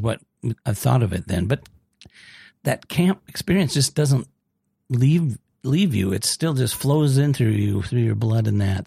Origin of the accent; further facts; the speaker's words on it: Austin, Minnesota, United States; now in South Dakota, United States; I grew up in Austin, Minnesota, home of Spam